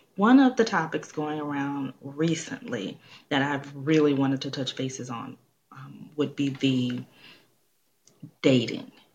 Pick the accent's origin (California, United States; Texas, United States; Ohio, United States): Texas, United States; Houston; I'm from Houston